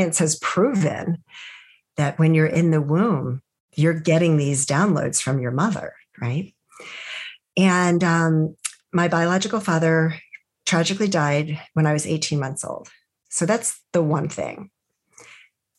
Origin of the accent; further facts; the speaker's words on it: United States; as an American